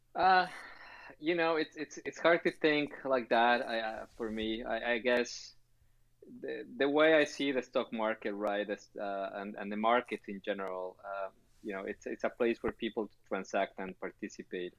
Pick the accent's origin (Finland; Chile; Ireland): Chile; moved away; also born or lived in Canada; I was born in Chile.